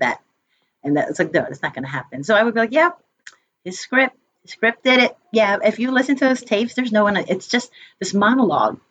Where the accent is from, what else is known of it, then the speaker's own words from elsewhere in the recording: United States; also born or lived in upstate New York; My brother and I are the only ones that were born here in the States